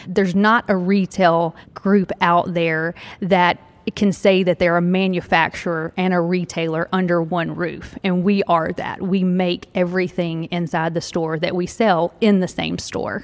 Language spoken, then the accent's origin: English; Tennessee, United States; I'm from Tennessee, right here in Tennessee